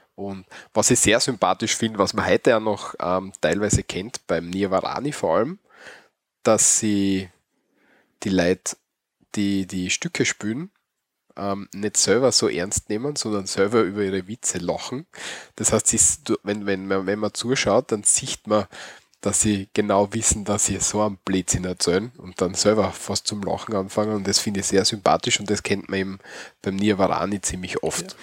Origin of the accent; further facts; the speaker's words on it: Austria; bei uns in Österreich